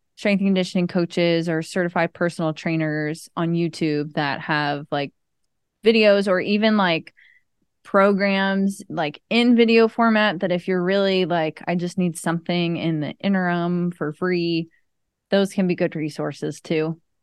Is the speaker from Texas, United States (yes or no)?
no; Maryland, United States; now in Tampa, United States; as a kid growing up in Maryland